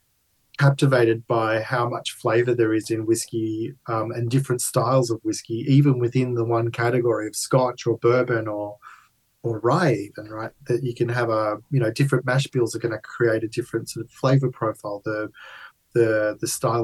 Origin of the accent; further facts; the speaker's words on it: Melbourne, Victoria, Australia; I was born and bred in Melbourne, Australia, my parents immigrated from Italy.